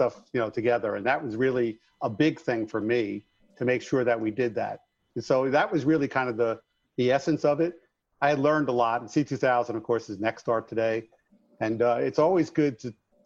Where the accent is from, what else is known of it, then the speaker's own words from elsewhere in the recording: Long Island, New York, United States; accent: New York; moved away as an adult; now in Arizona, United States; I grew up in a New York City union shop